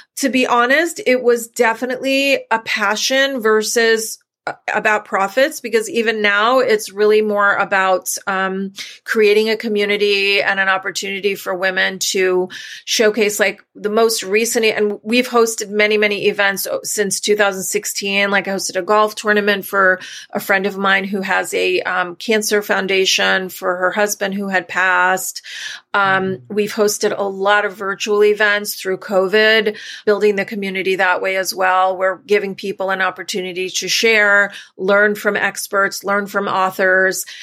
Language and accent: English; New York, United States; we're from New York originally